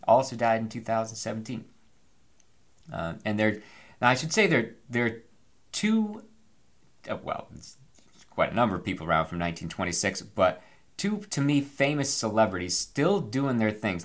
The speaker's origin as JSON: {"language": "English", "country": "United States", "said": "as an American."}